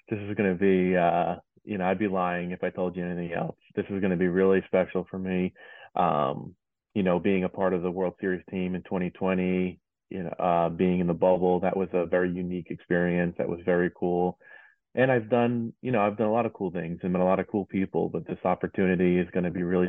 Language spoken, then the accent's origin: English; New York, United States; I actually grew up in New York.